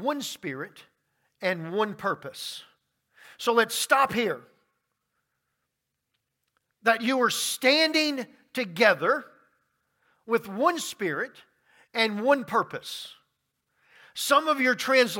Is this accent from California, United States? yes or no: no; Baton Rouge, Louisiana, United States; now in Rock Hill, United States; I grew up in Baton Rouge, Louisiana